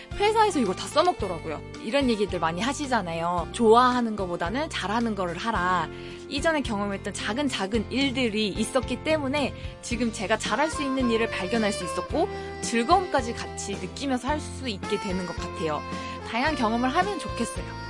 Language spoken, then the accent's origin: Korean; Busan, South Korea; 저는 부산에서 온